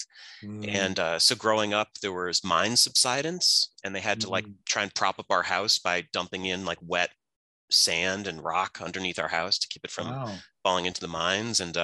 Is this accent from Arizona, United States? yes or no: no; Scranton, Pennsylvania, United States; moved away; I grew up in Scranton, Pennsylvania, which is in Northeast PA